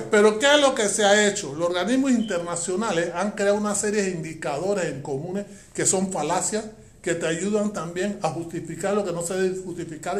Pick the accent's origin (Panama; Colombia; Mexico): Panama